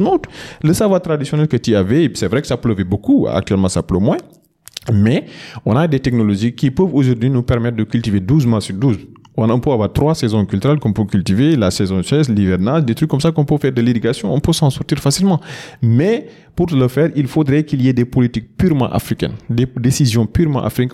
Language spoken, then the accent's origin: French; Matam, Senegal; je suis de Fourdou, dans la, commune de Oudalaï, notamment dans le département de Ranil, c'est un peu dans la région de Matam